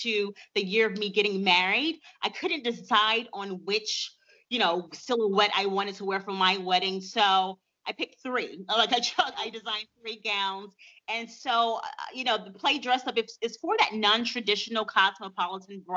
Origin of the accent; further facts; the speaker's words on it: Montgomery, Alabama, United States; at the age of 15 in my hometown, Montgomery, Alabama